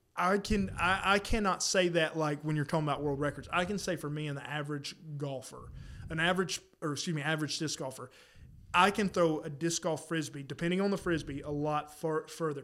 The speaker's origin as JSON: {"language": "English", "region": "South Carolina", "country": "United States", "tie": "born or raised there", "moved": "yes", "lives_now": "North Carolina, United States", "said": "where I grew up in South Carolina, I don't think there was one in the county"}